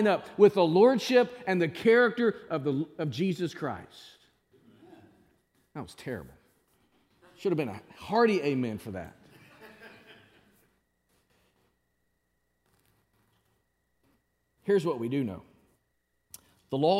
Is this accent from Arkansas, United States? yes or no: yes; Springdale, Arkansas, United States; moved away; There's nothing better than Springdale. That's my hometown back in Arkansas.